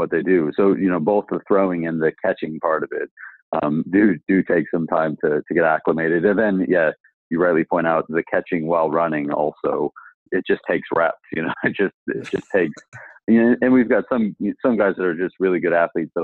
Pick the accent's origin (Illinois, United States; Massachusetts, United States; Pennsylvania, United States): Illinois, United States; Chicago; moved away as an adult; also born or lived in Bermuda; now in London, United Kingdom; I grew up in Chicago, so I'm a Bears fan